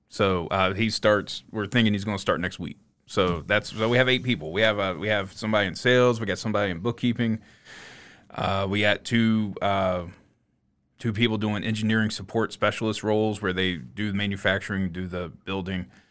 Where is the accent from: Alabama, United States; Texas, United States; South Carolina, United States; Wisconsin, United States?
South Carolina, United States; West Columbia; moved away as an adult; now in North Augusta, United States; I'm from West Columbia